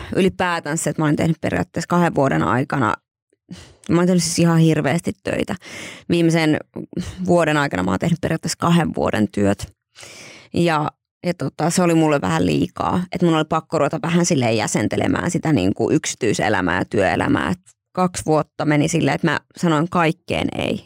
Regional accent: Joensuu, North Karelia, Finland; me ollaan siis Joensuusta meidän perhe.

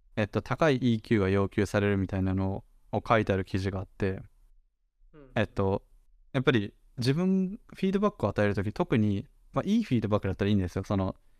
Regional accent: Japan; born or raised there

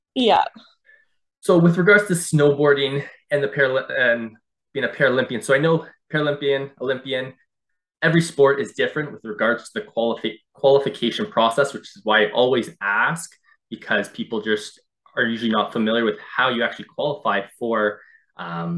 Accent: Durham Region, Ontario, Canada; As a kid, I grew up just in the Durham region here in Ontario

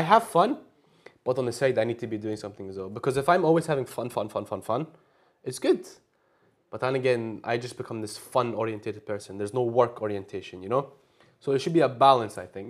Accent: Glasgow, Scotland, United Kingdom; moved away as an adult; now in Istanbul, Turkey; I was just born and raised in Glasgow all my life

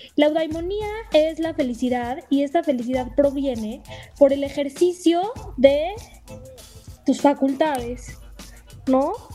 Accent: Mexico; somos mexicanos, entonces hablamos en español.

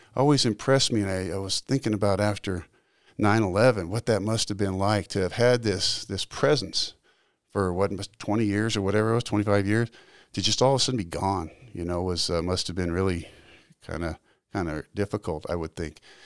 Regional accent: Salt Lake City, Utah, United States; also born or lived in California; spent okay. most of my early childhood in Utah

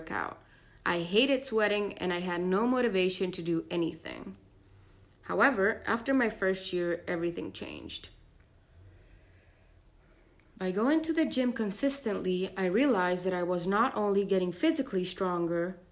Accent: Florence, Tuscany, Italy; moved away as an adult; I was born and raised in Florence, Italy

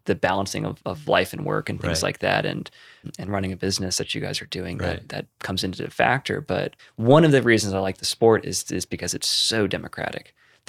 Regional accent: the South, United States; I come from a place of real privilege, particularly growing up in the South

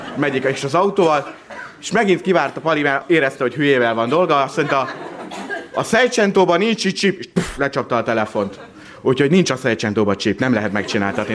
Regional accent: Miskolc, Borsod-Abaúj-Zemplén, Hungary; én Miskolci vagyok

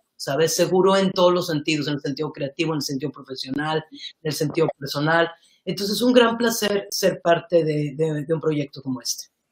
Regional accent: Mexico; como mexicanos

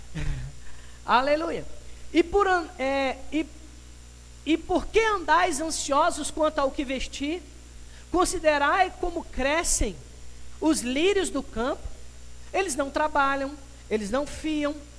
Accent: Brazil; Nós como brasileiros

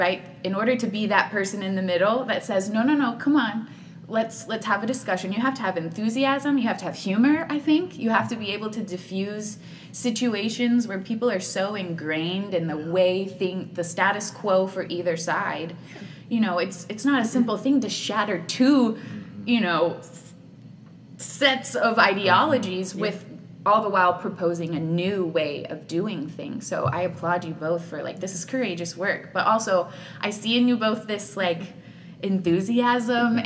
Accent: Katy, Texas, United States; I'm a hometown girl. I'm from Katy, born and mm-hmm. raised.

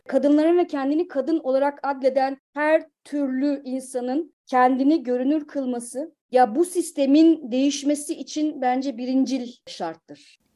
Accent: Kütahya, Turkey; moved away as an adult; also born or lived in Ankara / Bodrum / Istanbul; now in Hamburg, Germany; Kütahya doğumluyum.

